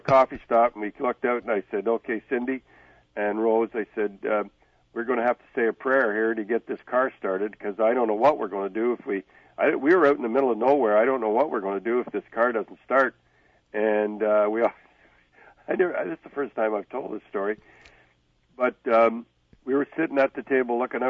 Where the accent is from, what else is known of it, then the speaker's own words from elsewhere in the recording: Canada; we're Canadian